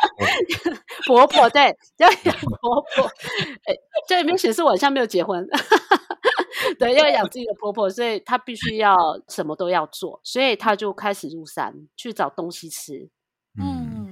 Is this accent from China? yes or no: no; Tongmen village, Hualien County, Taiwan; 我是来自花莲同门部落的泰鲁格族人